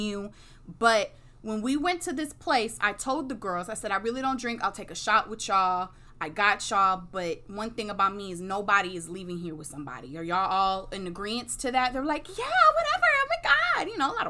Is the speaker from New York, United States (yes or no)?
no; Houston, Texas, United States; I'm from Sharpstown, Third Ward area